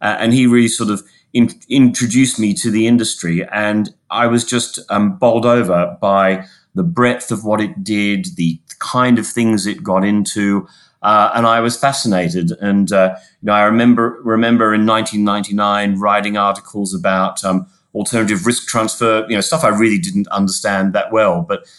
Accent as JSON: {"language": "English", "town": "Sydney", "region": "New South Wales", "country": "Australia", "tie": "born or raised there", "accent": "Australian", "moved": "as an adult", "said": "My accent becomes more Australian if we're doing well at cricket or rugby, Paul. I grew up in Sydney, a child of the 80s, and moved here in the late 90s, about 22 years ago."}